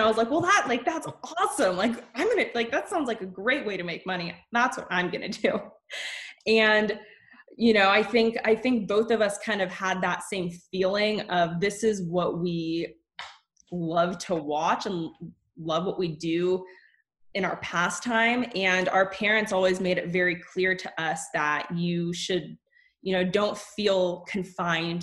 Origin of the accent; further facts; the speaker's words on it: Oakland, California, United States; we were raised in Oakland